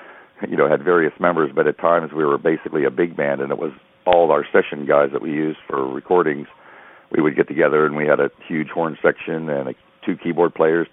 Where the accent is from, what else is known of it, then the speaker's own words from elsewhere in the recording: United States; me as an American guitarist